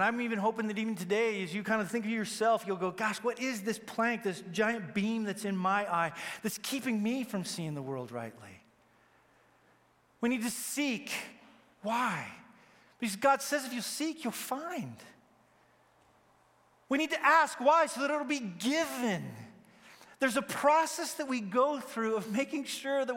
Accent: Wyoming, United States; I grew up in Wyoming, and so we have more cattle than people

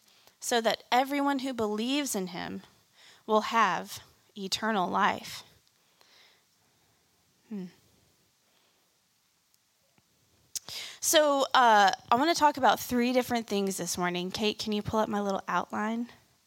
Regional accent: Kansas City, Missouri, United States; moved away as an adult; I moved here in college from Kansas City. And I didn't grow up in the South, but I thought I was fairly familiar with it because my grandparents lived here

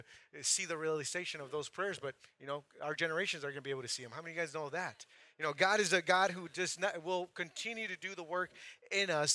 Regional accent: Santa Maria, California, United States; moved away as an adult; also born or lived in Mexico; now in Playa del Carmen, Mexico; I grew up in Santa Maria, California

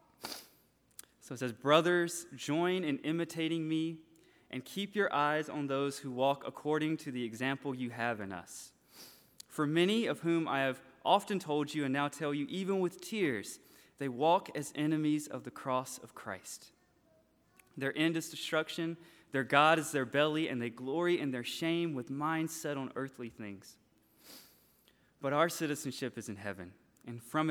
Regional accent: Franklin, Georgia, United States; moved away as an adult; also born or lived in LaGrange, Georgia; now in Japan; I'm from Franklin. I was born in LaGrange

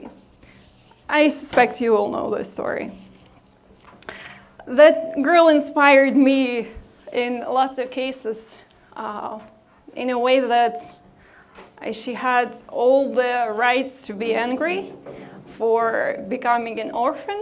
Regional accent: Odesa, Odesa Oblast, Ukraine; moved away as an adult; I come from Ukraine and was born and raised there

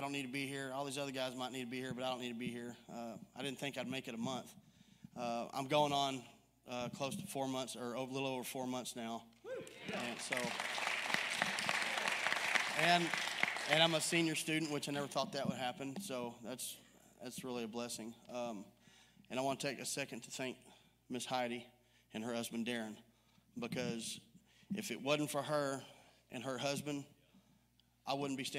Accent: Mount Pleasant, Texas, United States; I'm 45, and I grew up in Mount Pleasant, Texas.

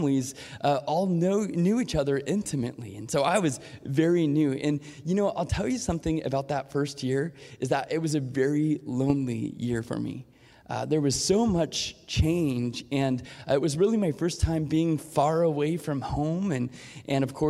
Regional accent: Portland, United States; I grew up in Portland

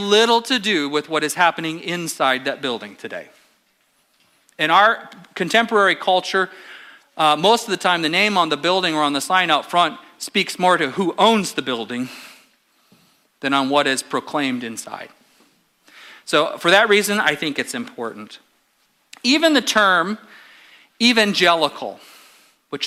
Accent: Apple Valley, California, United States; I grew up in First Baptist Church of Apple Valley in the high desert

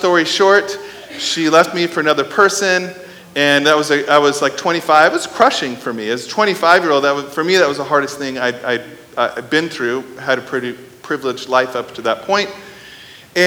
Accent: Midwest, United States; I grew up in the Midwestern part of the country in a nuclear family.

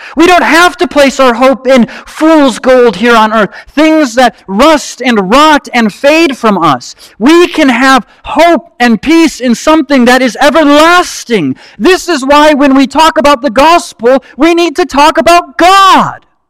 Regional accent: Marinette, Wisconsin, United States; moved away; also born or lived in Louisville, Kentucky; I'm from Marinette, Wisconsin

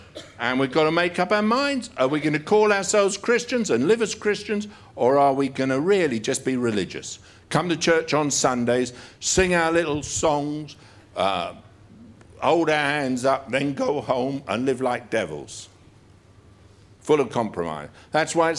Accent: United Kingdom; We're British.

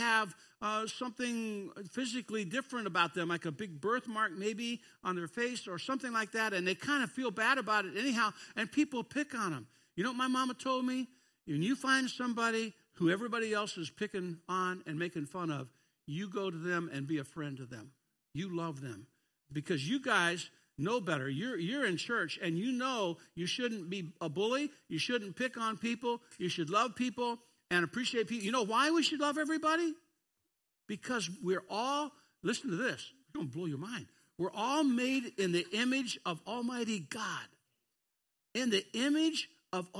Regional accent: Kentucky, United States; I'm from a foreign nation called Kentucky

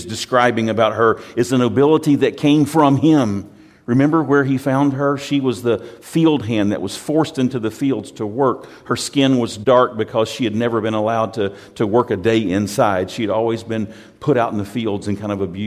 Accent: United States; I'm from America

